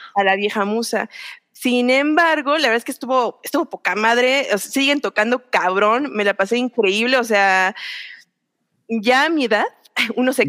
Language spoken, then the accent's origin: Spanish; Metepec, State of Mexico, Mexico; yo soy de, de Metepec